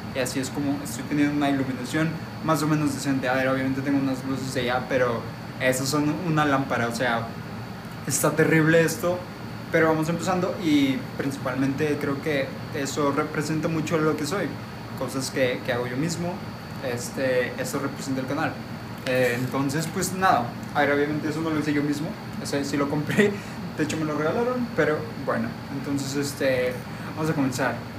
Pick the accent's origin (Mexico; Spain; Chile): Mexico; Monterrey, Nuevo León; por mi acento ya lo notaron, soy de Monterrey